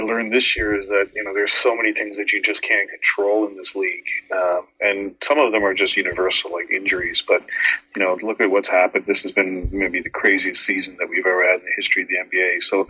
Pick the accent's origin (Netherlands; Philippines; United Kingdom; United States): United Kingdom; England; born there; You know, both my parents were immigrants coming to Canada in the late 60s. You know, I was born in England, but you know, that's my ancestral home.